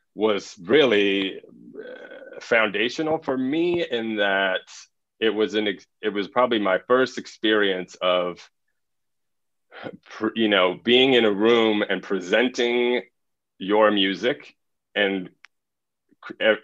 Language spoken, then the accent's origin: English; Los Angeles, California, United States; moved away; also born or lived in Miami; I grew up in Los Angeles.